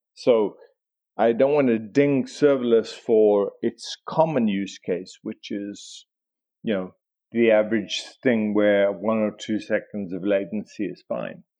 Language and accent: English; South Africa; I grew up in South Africa.